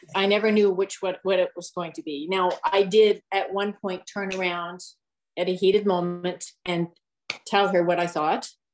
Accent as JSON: {"language": "English", "town": "Winnipeg", "region": "Manitoba", "country": "Canada", "tie": "born or raised there", "also_born_or_lived": "Southwestern Ontario", "moved": "yes", "lives_now": "Ontario, Canada", "said": "I grew up in Winnipeg my early years. Then we moved to Southwestern Ontario"}